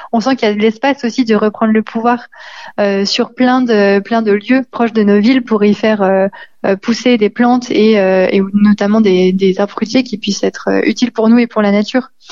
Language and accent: French; Lyon, Auvergne-Rhône-Alpes, France; en tant que Lyonnais